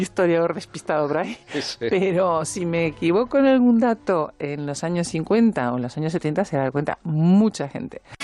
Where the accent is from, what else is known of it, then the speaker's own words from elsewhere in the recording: Uruguay; now in Spain; soy uruguaya